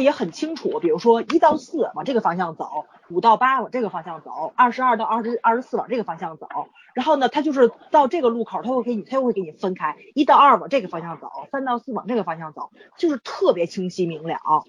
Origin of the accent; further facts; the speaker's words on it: Tianjin, China; 可问题是我作为一个天津人，我从地铁站出来，他给我写的任何一个口都是西站，